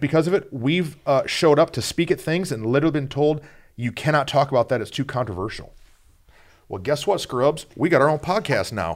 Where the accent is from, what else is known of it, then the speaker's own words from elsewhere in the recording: Flint, Michigan, United States; I'm from the murder mitten uh, Michigan. Yeah. And so Flint, Flint town